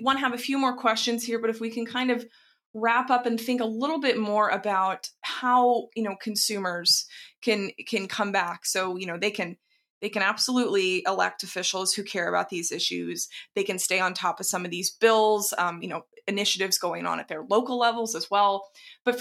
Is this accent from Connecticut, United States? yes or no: no; Dallas, Texas, United States; I grew up in Texas, and that, there were quite a lot of people who had pickup trucks that didn't necessarily need them. Now, of course, there were ranchers as well, but not quite in suburban Dallas.